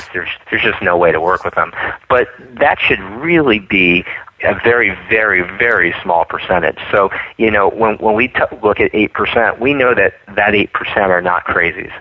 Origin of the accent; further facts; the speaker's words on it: East Coast, United States; moved away; I come from the East Coast where where people are very honest and straightforward